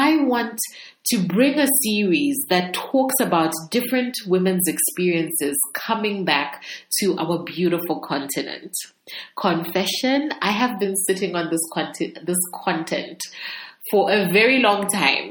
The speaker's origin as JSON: {"language": "English", "country": "Zambia", "also_born_or_lived": "United Kingdom / United States", "moved": "yes", "said": "So I'm from Zambia, and I left Zambia to do studies for about 7 years, you know, when I was young. I lived in the UK and the US, and then I came back to Zambia."}